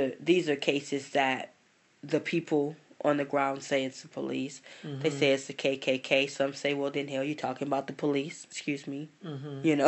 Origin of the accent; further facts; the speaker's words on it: Louisiana, United States; now in California, United States; I'm from Louisiana. It's cold. And then I'm in Cali